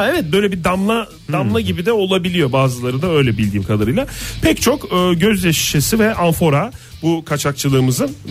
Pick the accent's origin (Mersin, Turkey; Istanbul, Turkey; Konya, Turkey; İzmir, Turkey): İzmir, Turkey; ben de bir İzmirli olarak burada müdahale